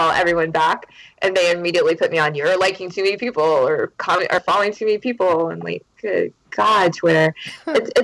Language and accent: English; Charleston, South Carolina, United States; I lived all over South Carolina and North Carolina, but Charleston's where I'm from